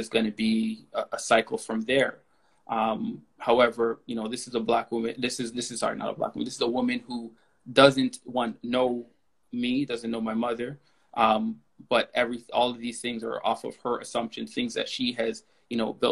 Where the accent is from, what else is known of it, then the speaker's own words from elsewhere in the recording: Toronto, Ontario, Canada; I grew up in Galloway, you know, Galloway and Kingston in Scarborough